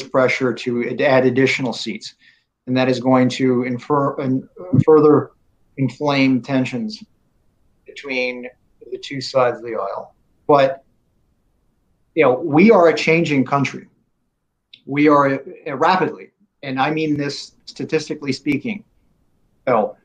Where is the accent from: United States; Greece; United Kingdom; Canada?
United States; State College, Pennsylvania; moved away; I grew up in State College, Pennsylvania, and went to Penn State